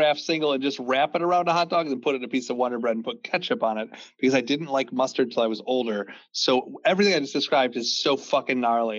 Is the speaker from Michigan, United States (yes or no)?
yes; Fraser, Michigan, United States; I grew up in Fraser, and at one point, there was a Meijer that opened in Fraser.